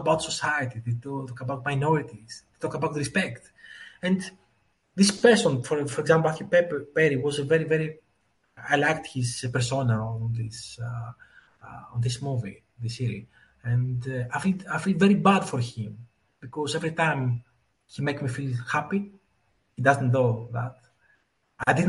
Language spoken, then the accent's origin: English; Greece; I was born in Greece